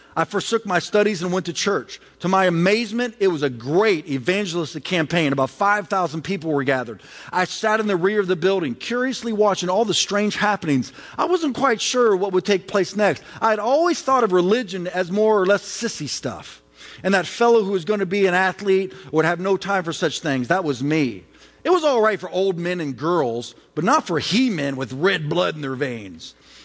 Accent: Charlotte, North Carolina, United States; Babe Ruth, the great king of SWAT, came to my hometown of Charlotte, North Carolina to play an exhibition game.

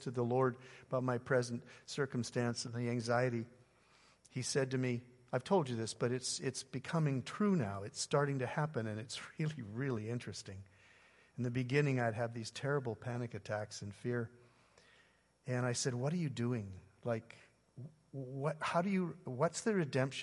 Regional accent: Canada; now in United States; I'm a Canadian living in the U.S.

